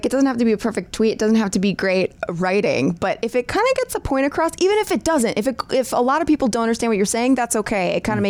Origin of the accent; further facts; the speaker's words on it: New York, United States; I mean, I'm still a New Yorker.